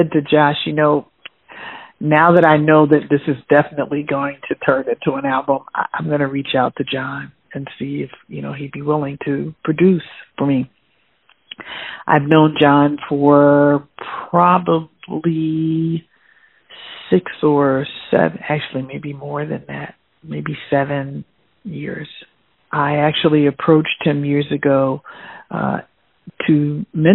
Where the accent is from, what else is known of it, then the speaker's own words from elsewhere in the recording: Philadelphia, Pennsylvania, United States; I was born in Philadelphia